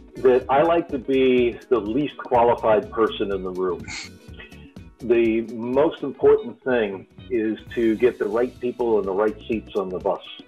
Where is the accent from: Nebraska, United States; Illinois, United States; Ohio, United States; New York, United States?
New York, United States; now in California, United States; I come from New York